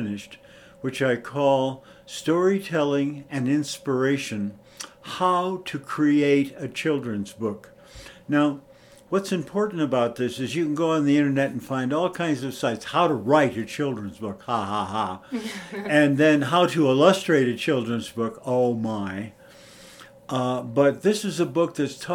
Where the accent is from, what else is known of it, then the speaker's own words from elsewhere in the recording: California, United States; moved away as an adult; also born or lived in Los Angeles / Cincinnati, Ohio / Chicago / New Mexico; I grew up on the California beach, so I know where everything is